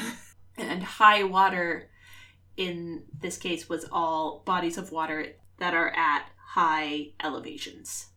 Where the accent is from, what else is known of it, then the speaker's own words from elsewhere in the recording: Worcester, Massachusetts, United States; my hometown of Worcester.